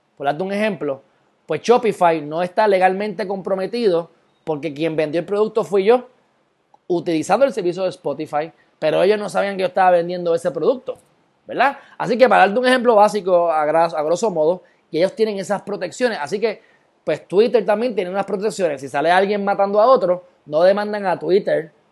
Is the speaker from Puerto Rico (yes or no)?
yes; Puerto Rico; soy puertorriqueño